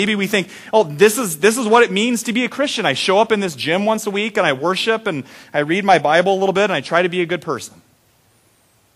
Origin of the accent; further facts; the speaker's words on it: Randall, Iowa, United States; The big new tourist attraction when I was growing up in Randall was the Coke machine on Main Street.